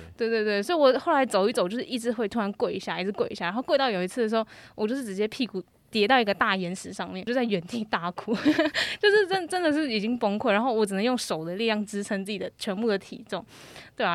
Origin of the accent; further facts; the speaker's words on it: Taiwan; 我是来自台湾